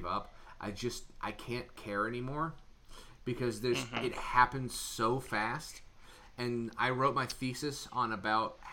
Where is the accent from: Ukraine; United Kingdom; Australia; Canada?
Canada; We're both Canadian